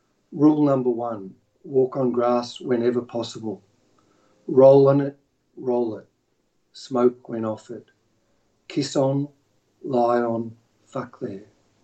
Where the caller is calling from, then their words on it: Melbourne, Victoria, Australia; I'm calling from Melbourne in Australia.